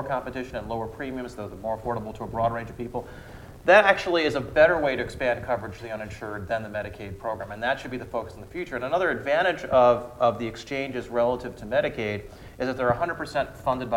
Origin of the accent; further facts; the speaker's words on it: Austin, Texas, United States; here in my hometown of Austin